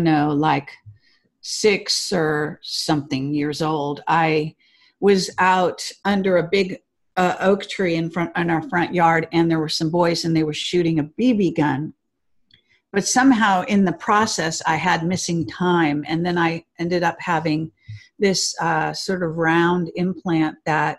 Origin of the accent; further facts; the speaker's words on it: Palo Alto, California, United States; I was born in Palo Alto